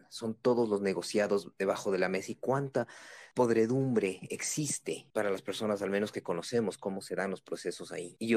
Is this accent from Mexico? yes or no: no; Quito, Pichincha, Ecuador; pensando más en nosotros como ciudadanos, pensando más en nosotros como quiteños, como ecuatorianos, como una sola nación.